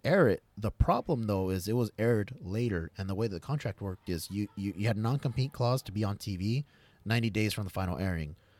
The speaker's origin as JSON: {"language": "English", "country": "United States", "said": "I'm American, I, I identify as an American"}